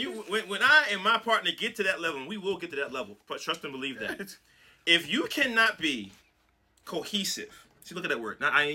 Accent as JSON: {"language": "English", "town": "Brooklyn", "region": "New York", "country": "United States", "said": "Right. I'm from Brooklyn"}